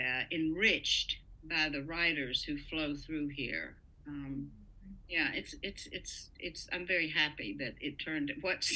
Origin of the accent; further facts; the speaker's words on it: the South, United States; also born or lived in Los Angeles; now in Virginia, United States; I was from the South